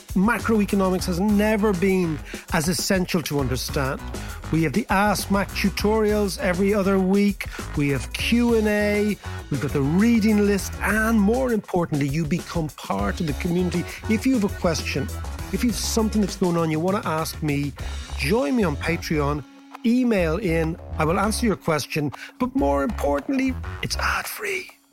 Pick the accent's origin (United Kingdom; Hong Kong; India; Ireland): Ireland; Dublin, Leinster; we're from Dublin